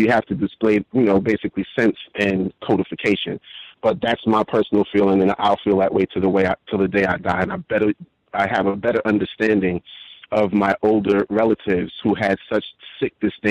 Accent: New York City, New York, United States; I grew up in New York City during the crack era

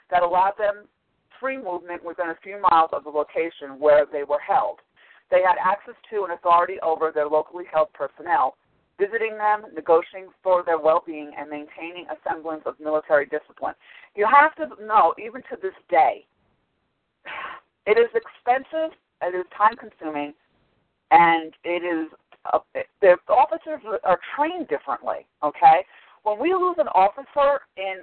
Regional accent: Long Island, New York, United States; also born or lived in Manhattan, New York; I was born in Manhattan, the island of Manhattan, and I was raised on Long Island.

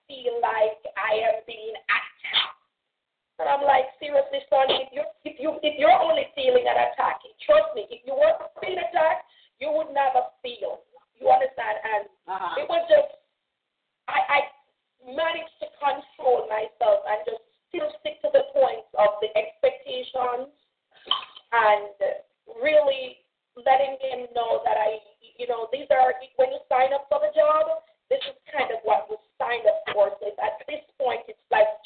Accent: Jamaica; now in United States; I tend to get back to Jamaica, and some of my Jamaican stuff that I know

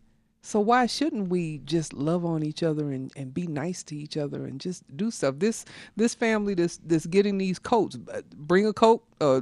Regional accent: South Carolina, United States; moved away; as a child growing up in South Carolina

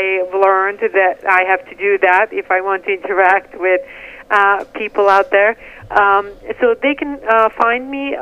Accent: Bihac, Federation of Bosnia and Herzegovina, Bosnia & Herzegovina; moved away as an adult; now in United States; My hometown of Bihac was a diverse city, and I was a teen

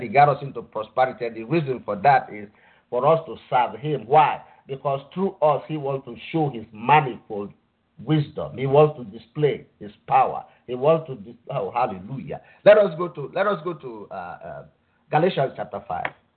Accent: Nigeria; moved away; I grew up I grew up in Nigeria

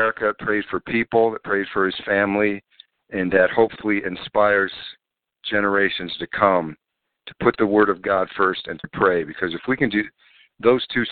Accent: Gary, Indiana, United States; moved away; Gary, Indiana is literally less than half an hour from Chicago. So that's why sometimes I'll even just tell people I'm from Chicago

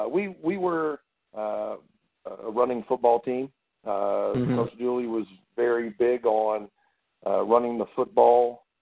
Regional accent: Atlanta, Georgia, United States; I grew up in the Shambly-Dunwoody area of Atlanta on the north side of the perimeter.

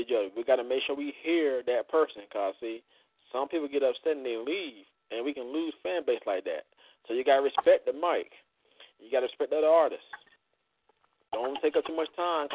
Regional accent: Florida, United States; I come from Florida.

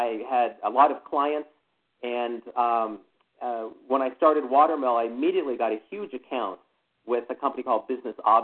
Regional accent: Morrison, Colorado, United States; moved away as an adult; also born or lived in Boulder, Colorado / Seattle / Dallas; I grew up in Morrison, Colorado, just outside of Denver

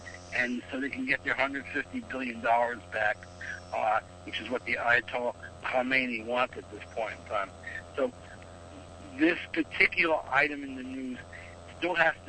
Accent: Brooklyn, New York, United States; I grew up in Brooklyn, New York as well.

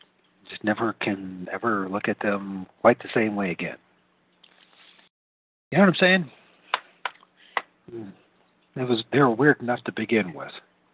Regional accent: Great Lakes, Midwest, United States; also born or lived in California / Louisville / London, England; I'm a Midwesterner, you know. I'm a Great Lakes, very reserved individual, a homebody.

